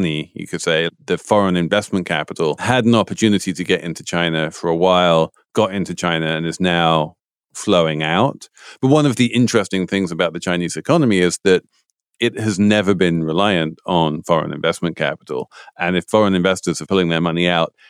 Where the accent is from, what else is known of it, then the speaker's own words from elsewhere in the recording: United Kingdom; moved away; as someone growing up in Britain